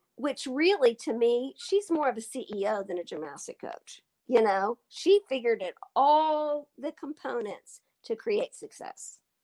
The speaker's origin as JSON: {"language": "English", "town": "Altus", "region": "Oklahoma", "country": "United States", "tie": "born or raised there", "said": "when I moved away from home from Altus to Oklahoma City when I was 11"}